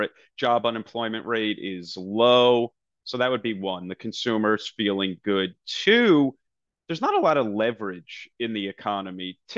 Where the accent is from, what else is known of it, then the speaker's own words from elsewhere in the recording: New Jersey, United States; I'm a kid from New Jersey.